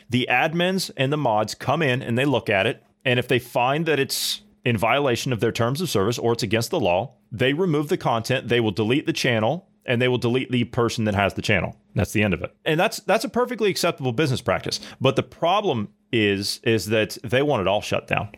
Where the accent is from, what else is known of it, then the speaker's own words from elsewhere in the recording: United States; an American citizen, born and raised